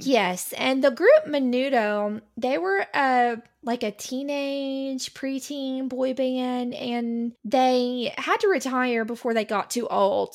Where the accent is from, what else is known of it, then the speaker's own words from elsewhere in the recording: United States; we as Americans, we, as we do in this country